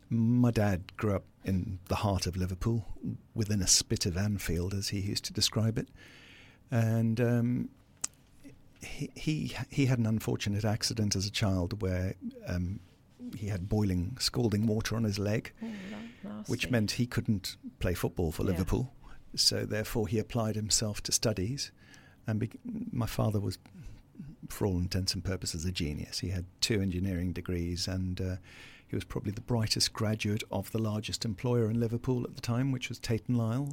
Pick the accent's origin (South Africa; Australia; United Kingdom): South Africa; So they were expat living in South Africa, raising a family.